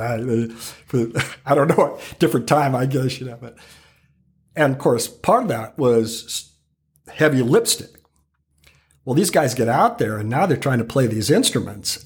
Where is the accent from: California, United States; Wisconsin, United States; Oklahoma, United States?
California, United States; Calistoga; moved away; growing up in Calistoga, uh, i, i, is an experience I wouldn't trade for the world, truly